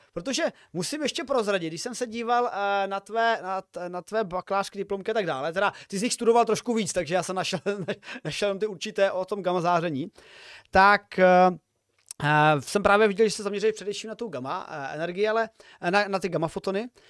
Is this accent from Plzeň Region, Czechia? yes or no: no; Uherské Hradiště area, Zlín Region, Czechia; now in Olomouc, Czech Republic; sám osobně zhane nejsem, jsem, eh, z Uherského Hradišťska